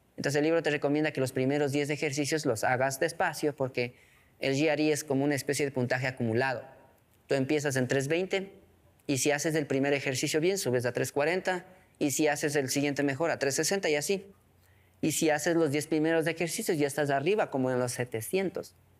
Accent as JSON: {"language": "Spanish", "town": "Chibuleo San Francisco", "region": "Tungurahua", "country": "Ecuador", "tie": "born or raised there", "also_born_or_lived": "Ambato, Ecuador", "first_language": "Kichwa", "second_language": "Spanish", "said": "Soy de Chibuleo, San Francisco. Es una comunidad hermosa, mágica, fenomenal, que está en las faldas del Carihuayrazo, es decir, como a unos 30 kilómetros de la ciudad de Ambato. Crecí como todo niño en el sector rural de la Sierra Central Andina de nuestro país."}